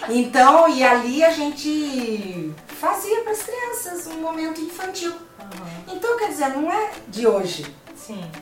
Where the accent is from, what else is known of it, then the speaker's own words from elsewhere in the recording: Sorocaba, São Paulo, Brazil; na igreja que eu sou de Sorocaba, então cresci nessa igreja de Sorocaba